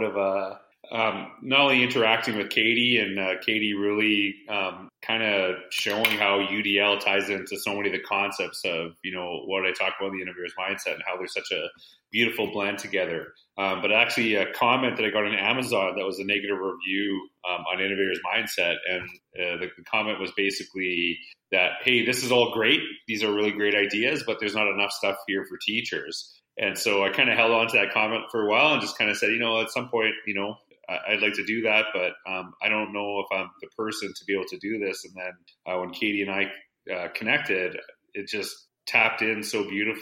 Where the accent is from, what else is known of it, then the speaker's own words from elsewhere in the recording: Humboldt, Saskatchewan, Canada; now in Edmonton, Canada; I'm actually from Humboldt, Saskatchewan